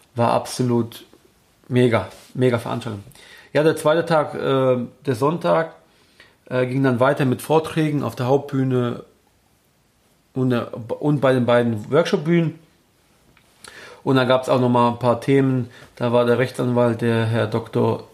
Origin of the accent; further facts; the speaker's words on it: Germany; hier bei uns in Deutschland